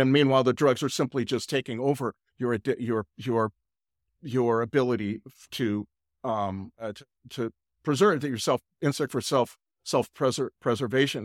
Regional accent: California, United States; moved away as an adult; now in Nashville, United States; I'm really Californian at all my life

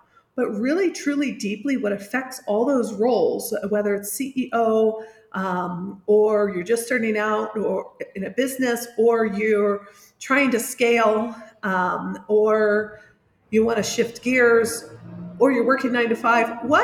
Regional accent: Indianapolis, Indiana, United States; moved away as an adult; now in San Miguel de Allende, Mexico; I'm originally from Indianapolis, Indiana, although I live in San Miguel de Allende in central Mexico

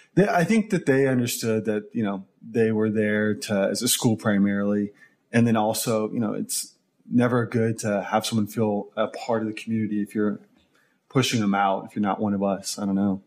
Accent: Tulsa, Oklahoma, United States; moved away as an adult; also born or lived in Dallas, Texas; Originally from Tulsa, Oklahoma, lived there, grew up there. Uh, originally, actually from from Oklahoma City. If we're going to get detailed here, but then moved to Tulsa when I was seven with the family.

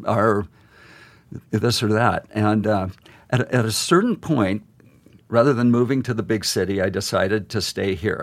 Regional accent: Great Falls, Montana, United States; I grew up in Great Falls looking at those mountains

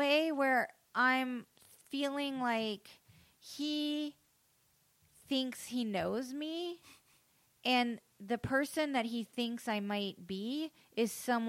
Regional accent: the South, United States; grew up in the South, yeah.

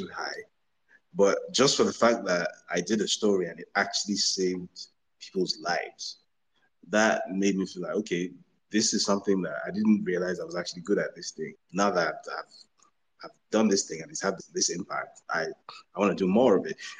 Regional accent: Badagry, Lagos, Nigeria; my hometown. So I come from a town called Badagry in Lagos, Nigeria

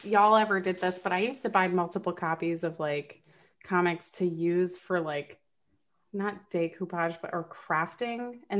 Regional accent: Florida, United States; unfortunately I lived in Florida. I grew up in Florida.

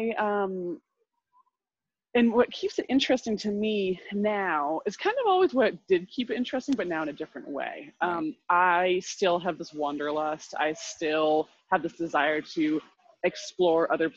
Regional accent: Vermont, United States; moved away as an adult; also born or lived in Guatemala; I grew up in Vermont

